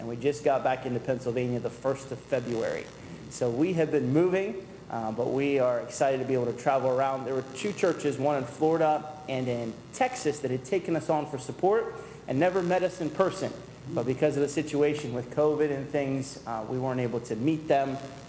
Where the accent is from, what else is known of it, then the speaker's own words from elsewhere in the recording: Fiji; now in New England, United States; Some people say God may have a sense of humor why he led me all the way to cold New England after growing up in Fiji.